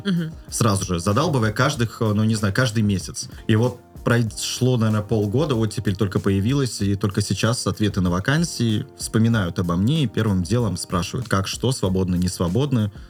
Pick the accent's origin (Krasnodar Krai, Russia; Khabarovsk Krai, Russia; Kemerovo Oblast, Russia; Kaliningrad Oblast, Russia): Kaliningrad Oblast, Russia; Kaliningrad; в моем родном городе Калининграде был уникальный медицинский колледж